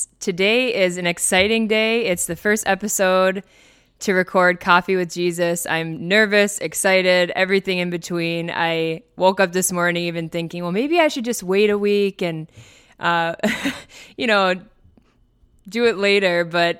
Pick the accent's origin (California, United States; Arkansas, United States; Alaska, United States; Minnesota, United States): Minnesota, United States; So first off … I was born and raised here in Minnesota, and I love it here, even though it's very cold.